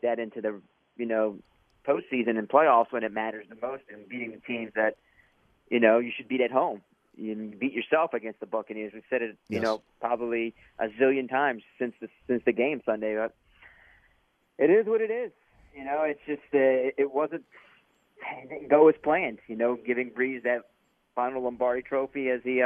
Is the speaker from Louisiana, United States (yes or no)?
yes; New Orleans, Louisiana, United States; we're from New Orleans